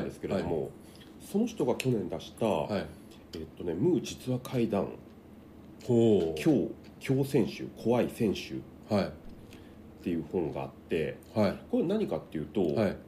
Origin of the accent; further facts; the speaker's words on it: Takasaki, Gunma, Japan; 地元の高崎